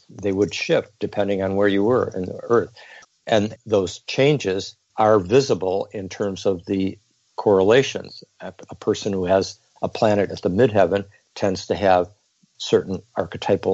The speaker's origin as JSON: {"language": "English", "region": "Geneva", "country": "Switzerland", "tie": "born or raised there", "said": "I was born in Geneva, Switzerland"}